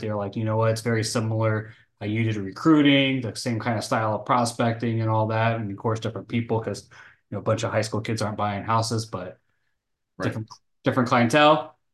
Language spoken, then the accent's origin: English; North Texas, United States; moved away as an adult; now in Florida, United States; I was born and raised in Texas.